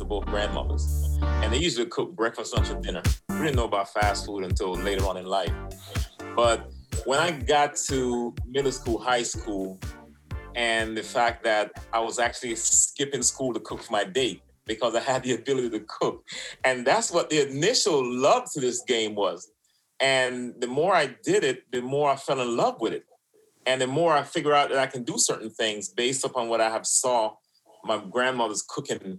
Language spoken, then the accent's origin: English; New York City, New York, United States; also born or lived in Florida; now in Wellington, United States; Mixed in Brooklyn, and then down here in Florida. Left from Brooklyn, came to Florida and started living on my own